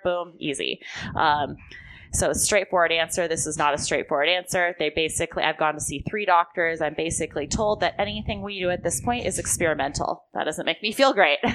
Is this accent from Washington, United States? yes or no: no; Long Beach, California, United States; also born or lived in Texas / Orange County / Santa Monica; I grew up in Long Beach